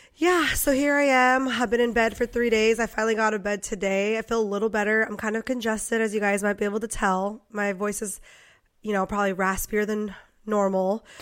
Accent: Poway, California, United States; I grew up in Poway

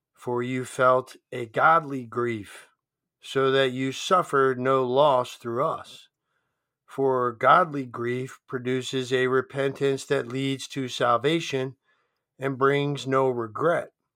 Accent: Delaware, United States; moved away as an adult; also born or lived in Steubenville, Ohio; now in Laurel, United States; grew up in Delaware

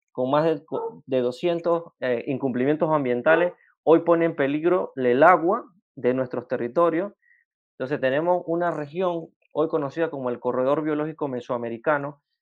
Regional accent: western Panama, Chiriquí, Panama; Primeramente, pues soy del occidente de Panamá, una región en frontera con, con la República de Costa Rica. Estoy desde Chiriquí

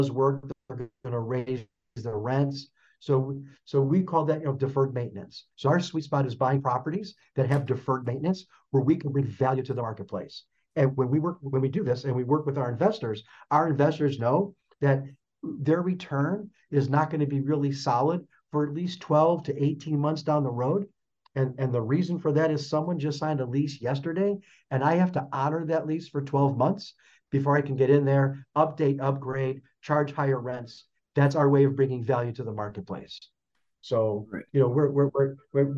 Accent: Chicago, Illinois, United States; now in Phoenix, United States; I'm originally from Chicago.

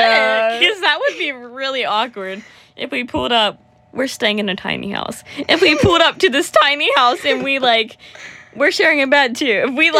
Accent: Georgia, United States; I'm from Georgia.

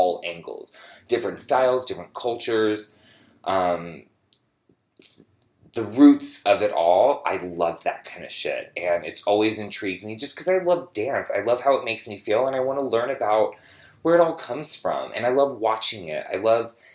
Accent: San Francisco, California, United States; moved away as an adult; also born or lived in Los Angeles; I am from San Francisco, born and raised

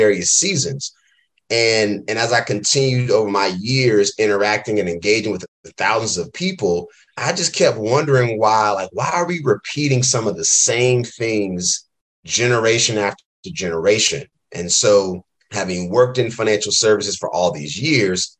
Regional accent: Durham, North Carolina, United States; moved away as an adult; also born or lived in Philadelphia, Pennsylvania; now in Oakland, United States; I'm originally born and raised in Durham, North Carolina

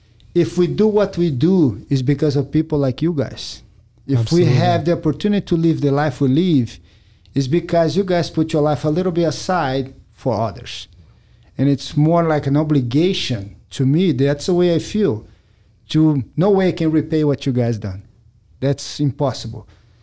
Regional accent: Brazil; English is a second language; now in United States; I love America. I came from Brazil with no accident. I love the country.

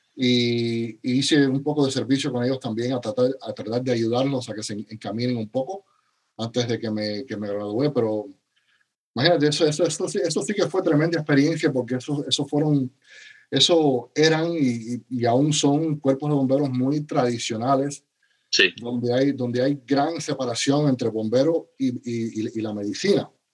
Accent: Cuba; also born or lived in Spain / United States / Dominican Republic; now in Miami, United States; nací en Cuba, soy eh, cubano original y mi familia se fue de Cuba al a final de la época de los 70

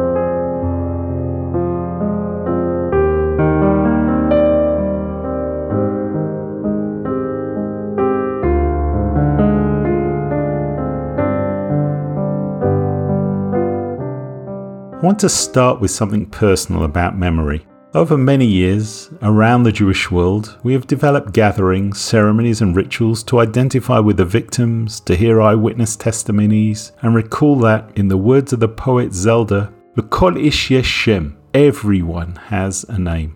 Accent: England, United Kingdom; moved away as an adult; now in Israel; I grew up in England and for the last 35 years I have lived in Israel

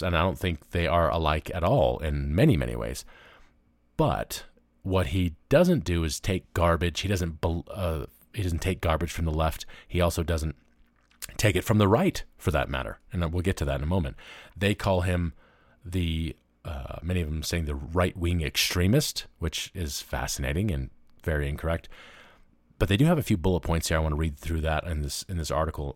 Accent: Memphis, Tennessee, United States; moved away; I grew up in Memphis, Tennessee

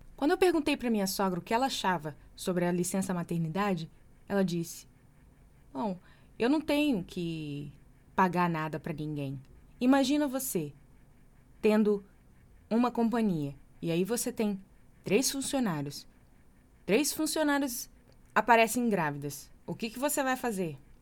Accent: Brazil; moved away; sou brasileira.

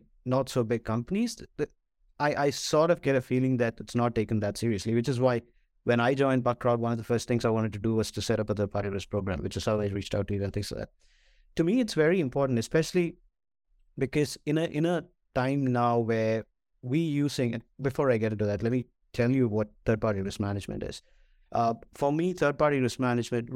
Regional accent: Kerala, India; moved away; also born or lived in Singapore; I am originally from India

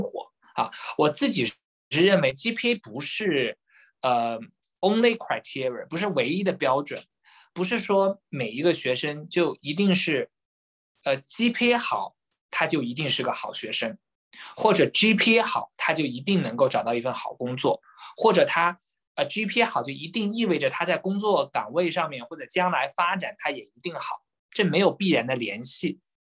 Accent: Jiaxing, Zhejiang, China; moved away as an adult; also born or lived in Shanghai; now in Hong Kong; 我是这个出生于浙江嘉兴，啊， 那么我的中学都是在浙江完成的

